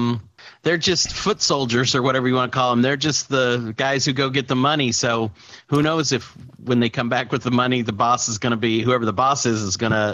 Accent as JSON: {"language": "English", "region": "Midwest", "country": "United States", "said": "I'm from the Midwest"}